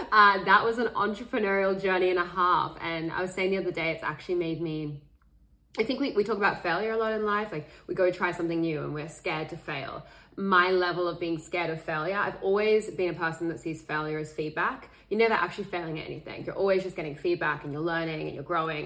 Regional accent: Sydney, New South Wales, Australia; I grew up in Sydney, Australia

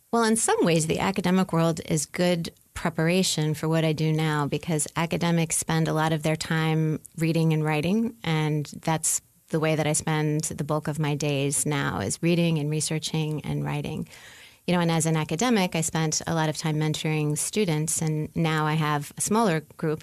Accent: New Orleans, Louisiana, United States; moved away as an adult; now in Indiana, United States; I'm from New Orleans, even though I've been living in Indiana for uh, 15 or 16 years now

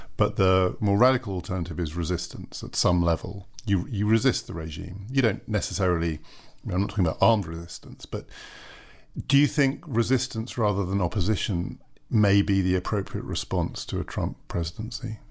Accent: United Kingdom; as a British citizen

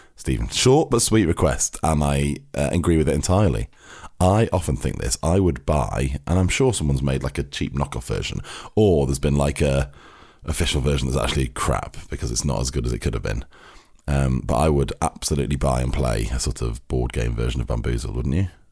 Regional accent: Cheshire, near Manchester, North West England, United Kingdom; now in London, United Kingdom; we're from Manchester, we're from, you know, it's like the same part of Cheshire

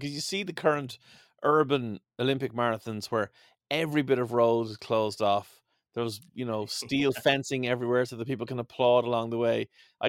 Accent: Ireland; I'm an Irish man near the equator.

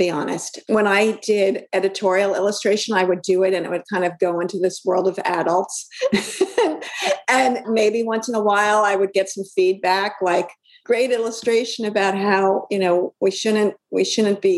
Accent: Brooklyn, New York, United States; I grew up in Brooklyn

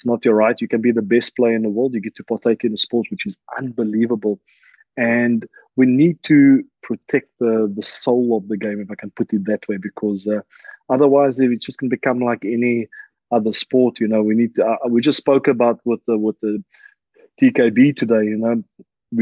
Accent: South Africa; moved away as an adult; now in La Rochelle, France; Me living in France for now 12 years, I felt them being a South African

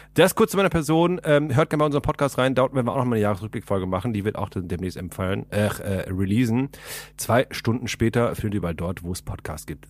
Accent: Ahlen, North Rhine-Westphalia, Germany; moved away as an adult; now in Berlin, Germany; in meiner Heimat, also die, ich komme aus Aalen gebürtig und nebenan ist halt Sendenhorst

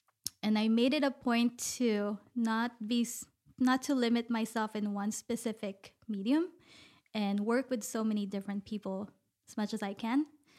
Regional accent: Philippines; moved away; I came from the Philippines. Even when I was in the Philippines, I also lived in different places.

